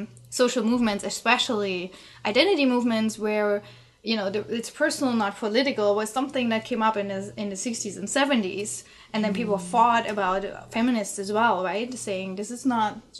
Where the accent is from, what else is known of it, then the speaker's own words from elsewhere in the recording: East Germany, Germany; I'm from East Germany